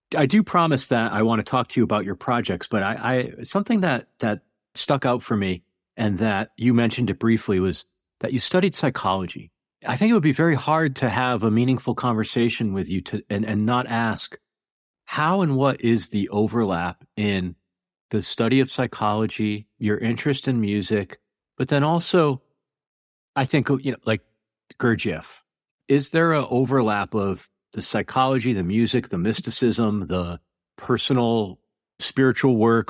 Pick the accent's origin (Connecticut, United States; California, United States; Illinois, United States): Connecticut, United States; moved away as an adult; also born or lived in New York City; I grew up on the East Coast of America in Connecticut, and then I spent about 20 years in New York City